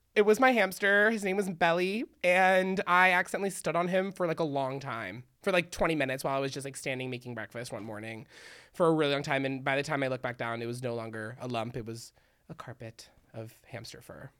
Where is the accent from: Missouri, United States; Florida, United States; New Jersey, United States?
Florida, United States; Miami; I'm from Miami, so it's, like, really hot